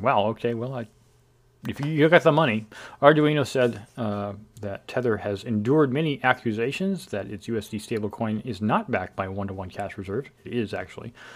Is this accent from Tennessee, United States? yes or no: no; Bakersfield, California, United States; now in Northern California, United States; I grew up in Bakersfield. I'm a Central Valley guy.